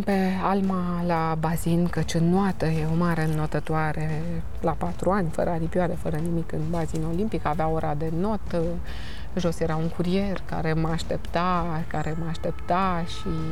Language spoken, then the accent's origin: Romanian; Romania; Sunt româncă